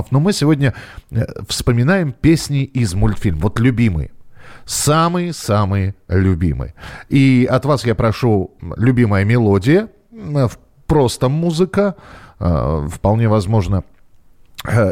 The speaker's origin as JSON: {"language": "Russian", "country": "Belarus", "said": "А, я сам из Беларуси, поэтому и песнеры мои любимые."}